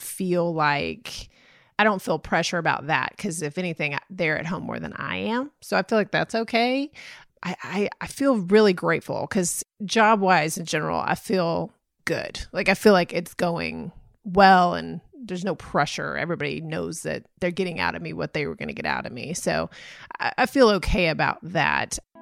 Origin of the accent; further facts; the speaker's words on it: Texas, United States; I'm from Texas